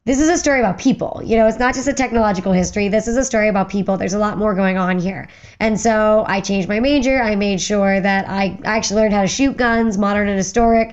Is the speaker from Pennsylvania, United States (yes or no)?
yes; Western Pennsylvania, United States; I grew up in Western Pennsylvania